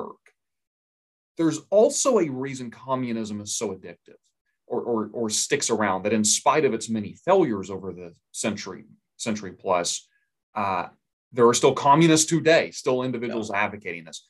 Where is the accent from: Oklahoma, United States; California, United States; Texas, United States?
Oklahoma, United States; I'm from Oklahoma. It's a very red state